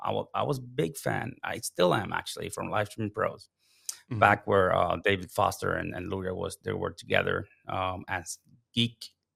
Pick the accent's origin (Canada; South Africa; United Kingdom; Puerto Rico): Puerto Rico; moved away as an adult; now in United States; So background, starting off, I'm from Puerto Rico. That's my, you know, where I was born. I was raised. I moved to the States because with the Coast Guard, right?